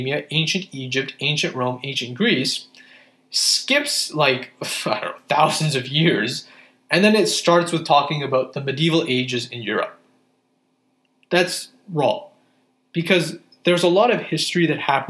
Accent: Pakistan; as a Pakistani Muslim

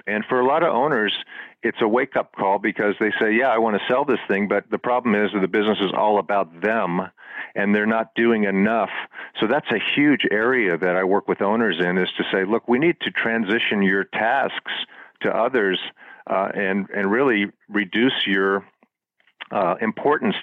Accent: Florida, United States; where I grew up in Florida

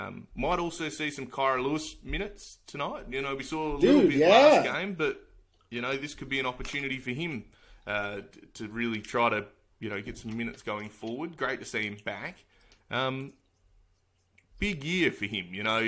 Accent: Australia; being Australian

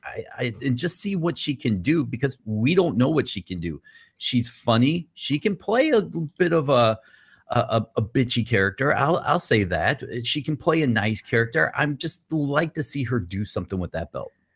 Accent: Atlanta, Georgia, United States; I grew up in Atlanta

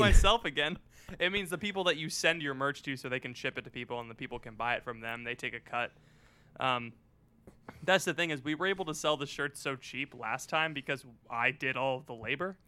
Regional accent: Florida, United States; My, uh, my hometown has an Air Force base. It's one of, like, the closest Air Force bases to Cuba

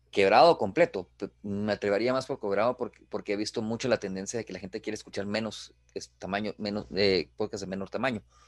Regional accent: Guatemala; nosotros como guatemaltecos

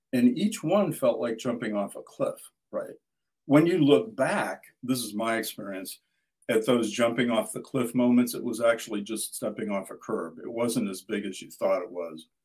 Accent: Midwest, United States; I grew up in the Midwest and farm country

